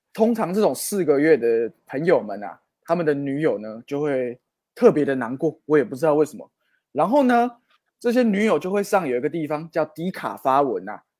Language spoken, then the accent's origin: Chinese; Guanmiao, Tainan, Taiwan; 我小时候跟詹哥一样啊，也是在这个关庙长大